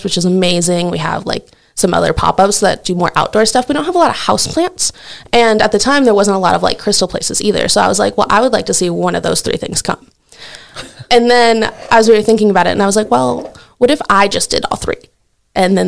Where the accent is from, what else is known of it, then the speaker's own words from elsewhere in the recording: St. Michael, Minnesota, United States; moved away as an adult; now in Buffalo, United States; I grew up in St. Michael, so 20 minutes down the road